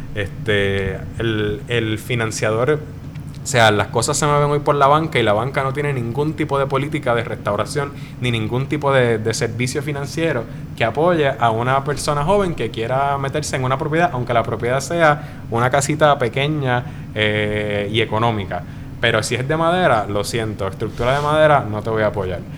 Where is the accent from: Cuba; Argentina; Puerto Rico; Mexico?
Puerto Rico; nosotros como puertorriqueños